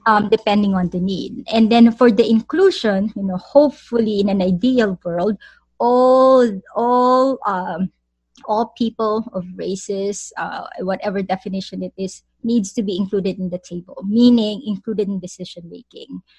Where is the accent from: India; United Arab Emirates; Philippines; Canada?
Philippines; moved away; I'm a Filipino